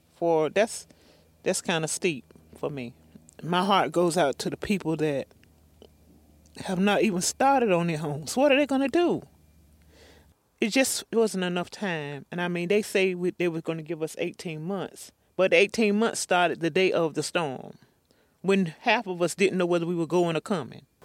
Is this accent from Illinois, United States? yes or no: no; North Carolina, United States; I'm originally from Paragon, North Carolina, here in the community of White Stocking